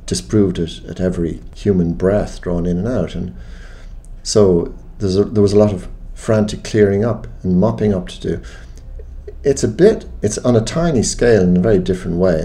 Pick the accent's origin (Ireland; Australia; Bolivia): Ireland; an Irish Catholic of agnostic Catholic parents